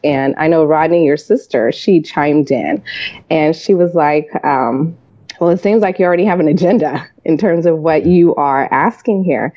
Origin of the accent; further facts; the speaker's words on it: California, United States; i grew up in california